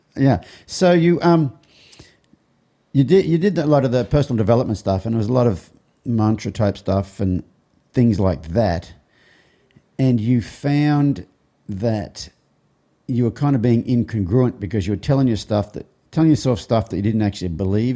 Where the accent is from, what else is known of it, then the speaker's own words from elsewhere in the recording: Australia; growing up in Australia, especially as a boy